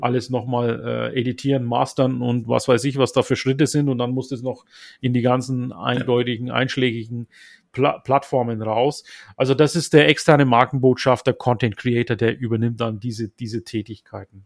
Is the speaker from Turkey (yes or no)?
yes; Turkey; moved away; Türkei, meine Heimat